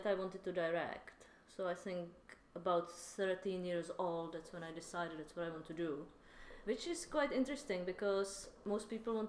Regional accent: Czechia; I'm from Czech.

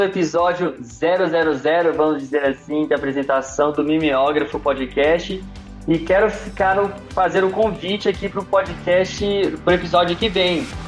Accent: Belo Horizonte, Minas Gerais, Brazil; tenho 33 anos, sou de Belo Horizonte

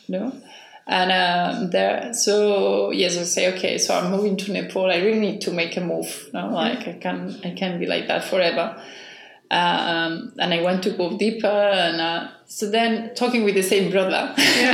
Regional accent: Barcelona, Catalonia, Spain; English is a second language; moved away as an adult; also born or lived in Cambridge; now in Maio, Cape Verde; I'm originally from Barcelona, from Spain

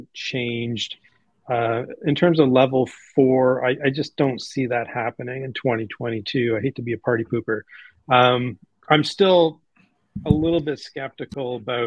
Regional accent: Canada; I'm Canadian

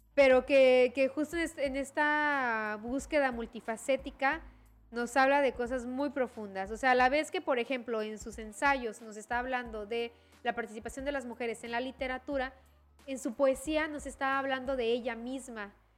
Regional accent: Chiapas, Mexico; como chiapanecas, chiapanecos, como mexicanas y mexicanos y como hablantes de la lengua española, tenemos

